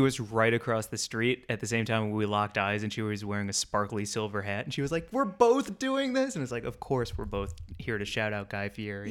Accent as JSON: {"language": "English", "town": "St. Louis", "region": "Missouri", "country": "United States", "tie": "born or raised there", "also_born_or_lived": "Chicago", "moved": "yes", "lives_now": "Los Angeles, United States", "said": "I grew up in St. Louis, moved here from Chicago, live here in LA."}